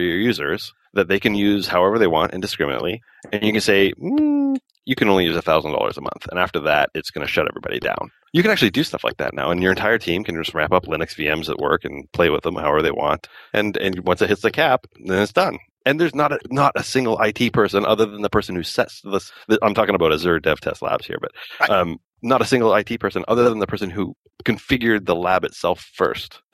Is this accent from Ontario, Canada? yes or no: no; Calgary, Alberta, Canada; now in Lower Mainland, Canada; I was born in Calgary in Alberta